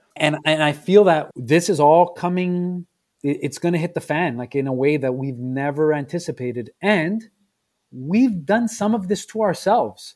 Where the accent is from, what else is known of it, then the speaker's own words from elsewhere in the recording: Quebec, Canada; also born or lived in Southern Italy (ancestry); I was born in Canada, but my parents are from Southern Italy. and hearing immigrant stories and growing up in the multilingual space